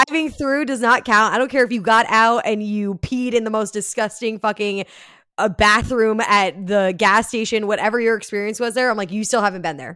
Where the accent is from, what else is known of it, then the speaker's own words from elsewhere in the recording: New Jersey, United States; also born or lived in New York City; I grew up in Jersey